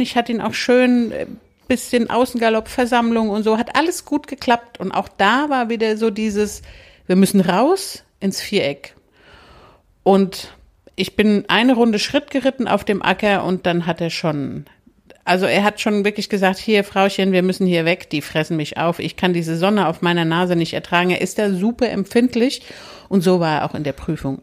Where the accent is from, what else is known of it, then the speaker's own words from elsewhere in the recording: Hesse, Germany; moved away; also born or lived in Upper Rhine Plain; Ich komme ja aus Hessen.